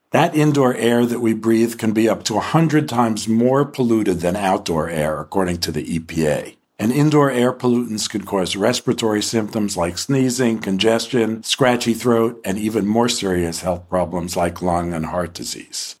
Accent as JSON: {"language": "English", "region": "New York", "country": "United States", "tie": "born or raised there", "said": "I grew up in New York"}